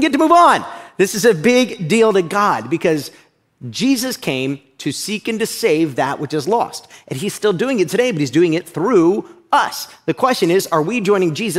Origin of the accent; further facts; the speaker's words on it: Uniontown, Ohio, United States; moved away; I grew up in a little area called Uniontown, Ohio. It's right outside of Akron, Ohio